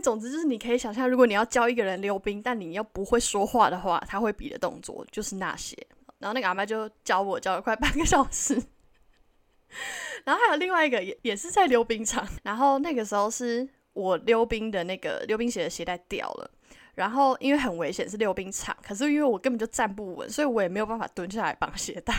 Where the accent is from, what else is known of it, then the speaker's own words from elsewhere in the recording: Taiwan; moved away as an adult; now in Vancouver, Canada; 我们是台湾人